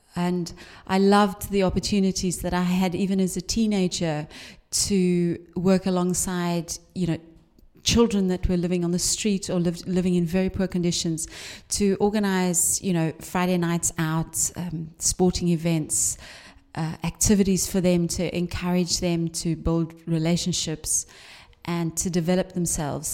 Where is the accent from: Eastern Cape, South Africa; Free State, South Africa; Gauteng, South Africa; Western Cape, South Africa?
Western Cape, South Africa; Cape Town; also born or lived in London / East Anglia; now in Liverpool, United Kingdom; I grew up in South Africa